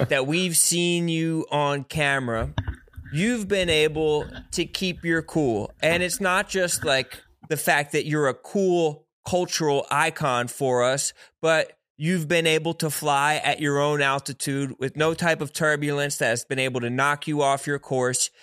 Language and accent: English; Philadelphia, Pennsylvania, United States; I'm from the East Coast. I'm from Philadelphia